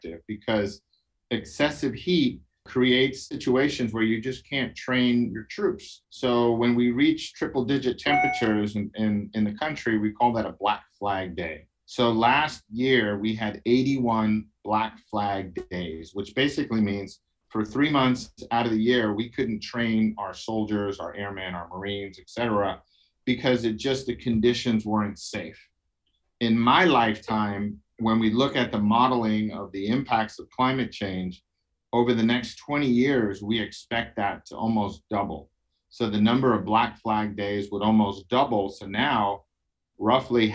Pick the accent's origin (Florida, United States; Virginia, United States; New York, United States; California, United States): New York, United States; New York City; I'm from Brooklyn, New York